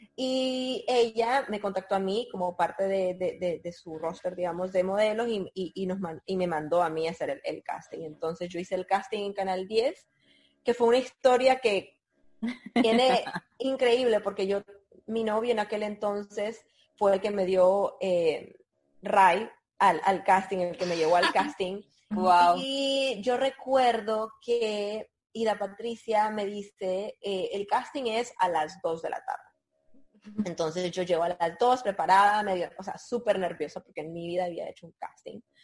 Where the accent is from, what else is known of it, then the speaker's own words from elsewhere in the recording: Nicaragua; also born or lived in Argentina; soy nicaragüense, eh, mi padre es mexicano, así que soy nicaragüense mexicana, nací en Nicaragua